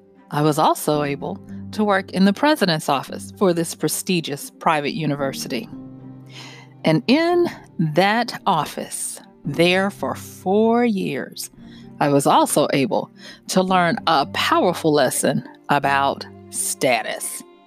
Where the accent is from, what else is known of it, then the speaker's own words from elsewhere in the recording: Louisiana, United States; I'm from North Louisiana.